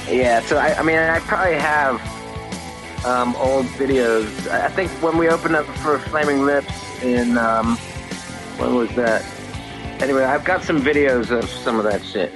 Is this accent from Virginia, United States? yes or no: yes; Reston, Virginia, United States; I grew up in um, in Northern Virginia. I grew up in Reston, Virginia